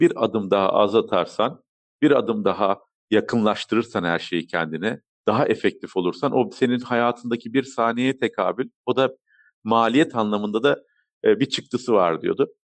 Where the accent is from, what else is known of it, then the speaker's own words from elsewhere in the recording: Turkey; also born or lived in Germany; Almanya doğum, Türkiye'de okul, İstanbul Teknik Üniversitesi uçak mühendisliğini bitirmekte